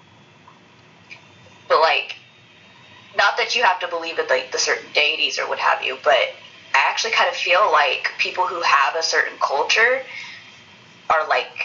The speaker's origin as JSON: {"language": "English", "country": "United States", "said": "as an American and as a Black person"}